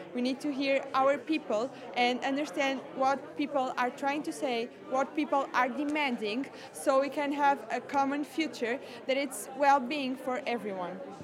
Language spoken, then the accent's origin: English; Portugal; I'm from Portugal and I'm a scout too